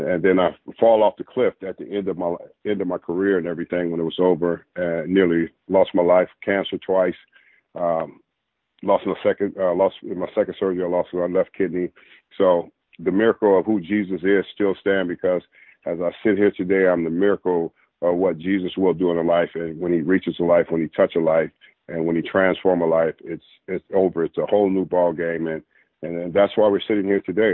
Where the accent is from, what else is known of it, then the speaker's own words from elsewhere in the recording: Los Angeles, California, United States; I grew up in Los Angeles, California